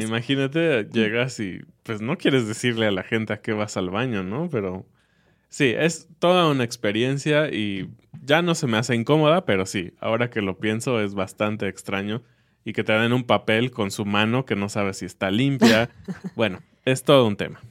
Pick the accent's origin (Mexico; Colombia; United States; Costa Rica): Mexico; como mexicano